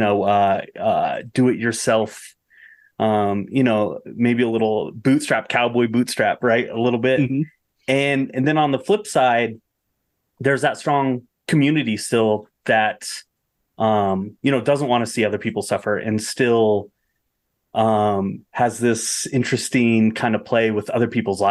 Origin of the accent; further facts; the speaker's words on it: Bosler, Wyoming, United States; I grew up in Bosler, which is 10 miles from Pat's ranch